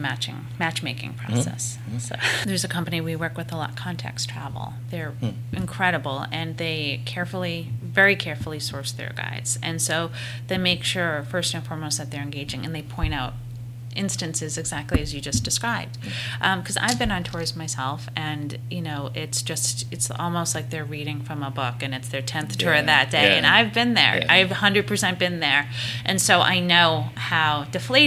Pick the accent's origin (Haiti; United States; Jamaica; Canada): United States; also born or lived in Nantucket Island; now in Boston, United States; as English-speaking Americans